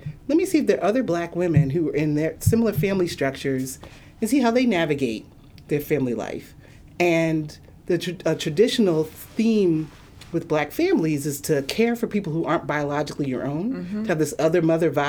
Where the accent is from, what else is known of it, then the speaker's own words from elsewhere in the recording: the North, United States; moved away as an adult; also born or lived in Nashville, Tennessee; I'm from the North and went down South.